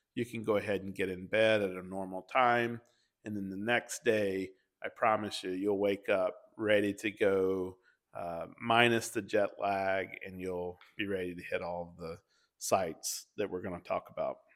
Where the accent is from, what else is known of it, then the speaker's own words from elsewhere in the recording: Atlanta, Georgia, United States; we grew up and lived in Hartsfield for majority of our lives